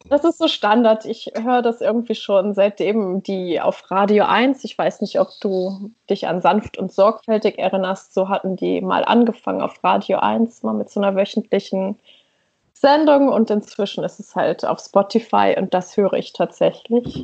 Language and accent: German; East Frisia, near Leer, Lower Saxony, Germany; moved away as an adult; also born or lived in Berlin; now in Oslo, Norway; ich bin in Ostfriesland aufgewachsen, in okay, der Nähe von ja. Leer